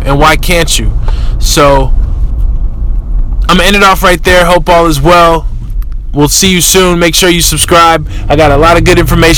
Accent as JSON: {"language": "English", "town": "Oakland", "region": "California", "country": "United States", "tie": "born or raised there", "said": "I'm from East Oakland. I grew up, you know, the way people in Oakland grow up"}